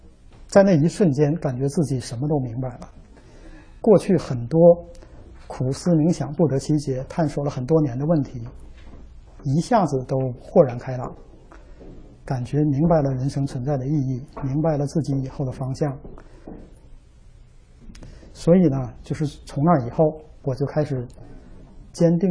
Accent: Northeast China, China; 因为我是东北人，从小呢就有鼻炎，很严重

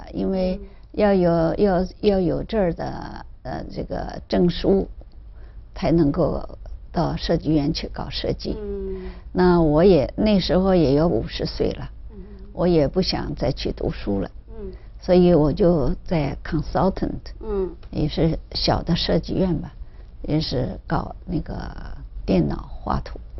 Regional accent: Zhejiang, China; also born or lived in Shanghai; now in Canada; 我是浙江人

